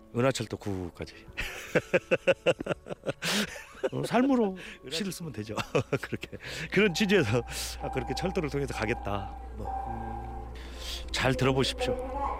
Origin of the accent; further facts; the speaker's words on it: Jeongeup, North Jeolla, South Korea; 제가 고향이 전북 정읍이거든요